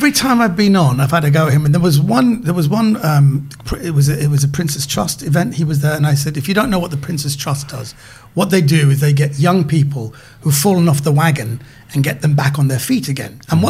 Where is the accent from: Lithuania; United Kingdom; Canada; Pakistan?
United Kingdom; I was born in Britain